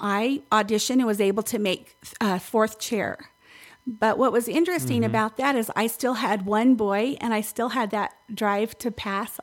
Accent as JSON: {"language": "English", "town": "Winslow", "region": "Arizona", "country": "United States", "tie": "born or raised there", "said": "growing up in Winslow, Arizona"}